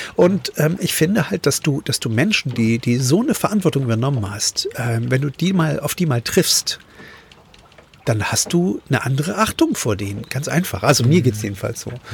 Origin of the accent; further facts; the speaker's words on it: East Germany, Germany; moved away as an adult; ich bin ja mit 18 damals aus der DDR geflohen, ganz alleine